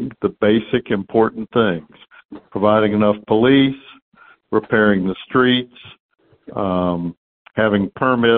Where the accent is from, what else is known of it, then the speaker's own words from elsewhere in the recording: Houston, Texas, United States; I grew up in Houston, graduated from the public schools